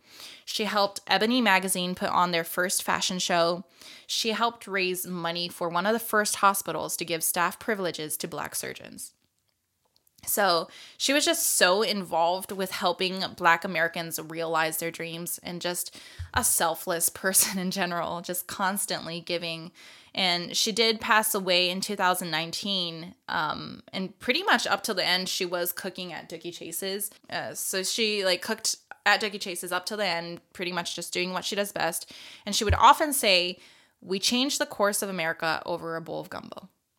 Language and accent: English; Japan; I grew up multicultural, just not only being like growing up in Japan, but like I have a white dad, but also we grew up with like Brazilians, Filipinos